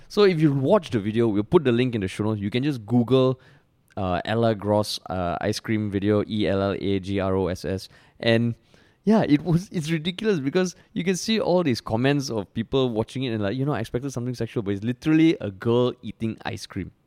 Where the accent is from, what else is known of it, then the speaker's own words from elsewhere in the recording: Singapore; I'm I'm Indian, I'm a minority in Singapore